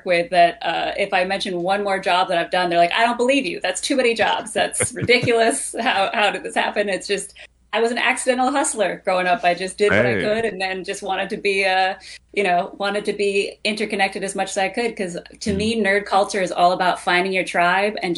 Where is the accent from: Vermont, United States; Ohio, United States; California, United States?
Vermont, United States; moved away as an adult; also born or lived in New York; growing up in Vermont before the internet days